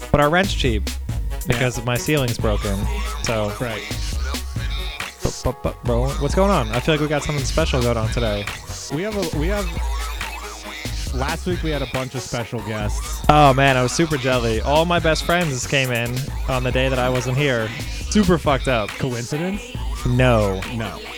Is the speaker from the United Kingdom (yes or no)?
yes; England, United Kingdom; I'm English.